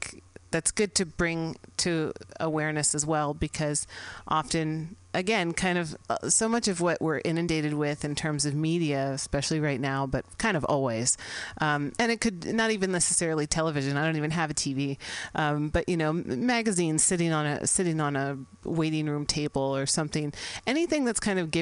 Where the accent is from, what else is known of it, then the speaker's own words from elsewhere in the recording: San Francisco, California, United States; I'm based here in San Francisco, which happens to be my hometown.